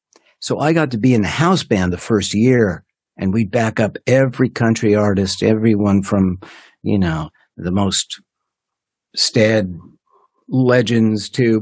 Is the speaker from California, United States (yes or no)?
yes; Los Angeles, California, United States; now in Nashville, United States; And I was lucky because I was coming from California, which then was a novelty. There weren't many Los Angelinos coming to Nashville yet by 85.